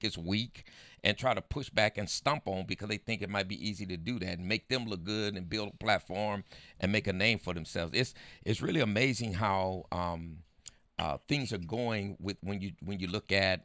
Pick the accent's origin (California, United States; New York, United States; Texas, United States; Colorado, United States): California, United States; San Diego; also born or lived in El Centro, California; came here when I was 2 years old, but this is all I know